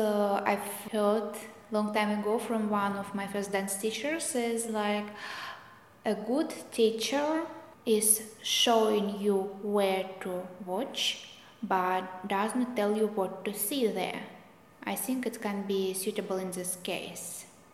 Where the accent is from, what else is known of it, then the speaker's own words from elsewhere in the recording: Russia; English is a second language; Because I came from Russia, and in Russia the tradition of classical ballet is quite strong.